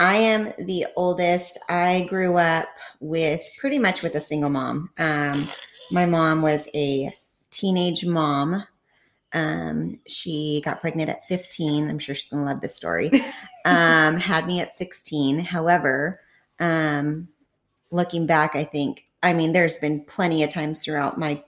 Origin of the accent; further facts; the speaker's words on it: Fresno, California, United States; also born or lived in Oregon; We moved from Fresno to Oregon, moved back to Fresno